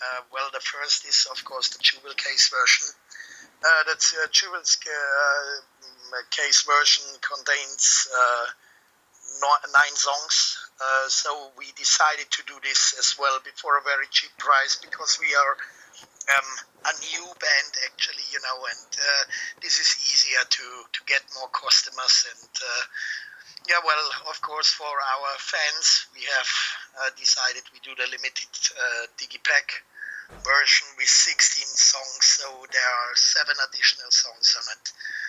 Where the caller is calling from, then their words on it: Munich, Bavaria, Germany; I'm calling from Munich